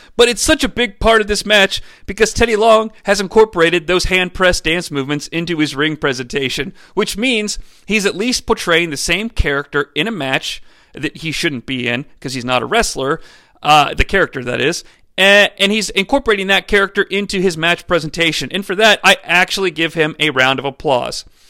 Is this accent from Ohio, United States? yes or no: yes; Cincinnati, Ohio, United States; growing up in the Cincinnati area